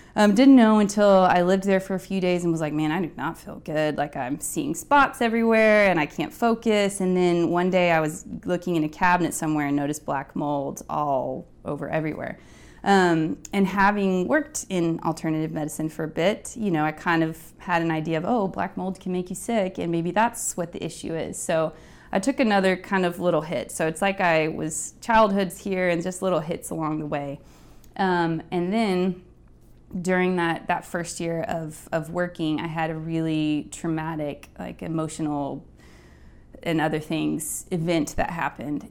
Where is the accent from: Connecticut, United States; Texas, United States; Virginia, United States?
Texas, United States; Midland; moved away as an adult; now in New York, United States; I grew up in West Texas in a town called Midland, which is relatively small